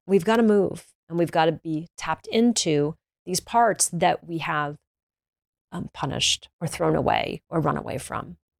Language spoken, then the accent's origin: English; the South, United States; I'm from the South, we used to eat honey buns